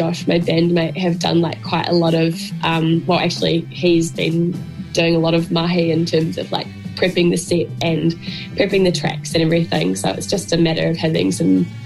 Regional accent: Geraldine, Canterbury, New Zealand; moved away as an adult; I grew up in Geraldine. I spent like the first 18 years of my life there

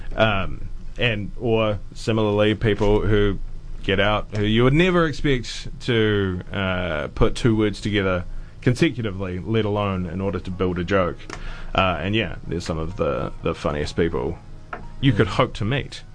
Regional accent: Auckland, New Zealand; I grew up in West Auckland

